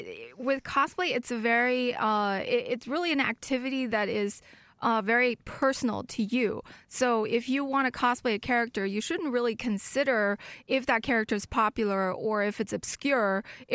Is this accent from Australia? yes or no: no; Germany; also born or lived in China; I was born in China and raised in Germany.